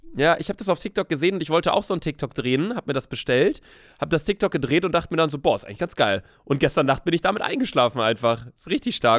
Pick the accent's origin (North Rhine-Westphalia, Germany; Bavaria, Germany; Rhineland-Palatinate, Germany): North Rhine-Westphalia, Germany; Bielefeld; moved away as an adult; also born or lived in Cologne; now in Hamburg, Germany; Also ich wohne in Köln, aber ich komme aus Bielefeld. Von daher würde ich sagen, meine Heimat ist auf jeden Fall Bielefeld